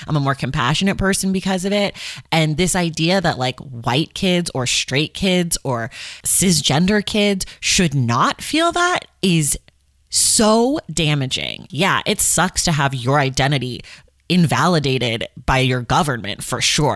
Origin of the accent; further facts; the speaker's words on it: Oakland, California, United States; I'm from Oakland